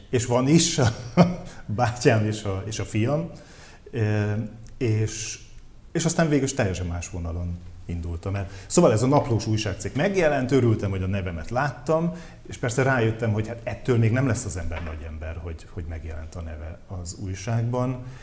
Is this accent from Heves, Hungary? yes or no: no; Veszprém County, Hungary; moved away; vidéken éltem, tehát én nem budapesti vagyok